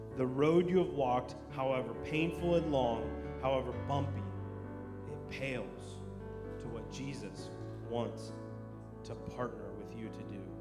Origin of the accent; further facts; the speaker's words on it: United States; moved away; also born or lived in Dallas, Texas; I am American